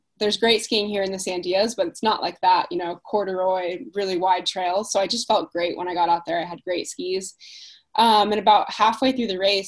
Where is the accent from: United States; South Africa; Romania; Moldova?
United States; Alaska; also born or lived in Perth, Australia / Texas / Dubai; I was born in Perth, Australia. And I actually grew up, I moved to Texas when I was really little. And then I was in Dubai for about 6 years. And then I moved to Alaska when I was about 12.